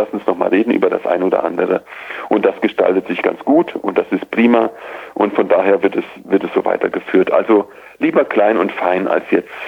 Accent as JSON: {"language": "German", "town": "Idar-Oberstein", "region": "Rhineland-Palatinate", "country": "Germany", "tie": "born or raised there", "said": "Ich komme aus dem Hunsrück und in Ida Oberstein, der Heimatstadt, in der ich damals noch lebte"}